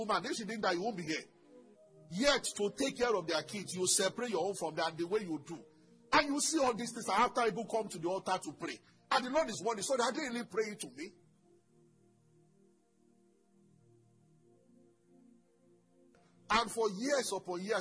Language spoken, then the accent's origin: English; Ogun State, Nigeria; also born or lived in Lagos; I'm from Ogun State.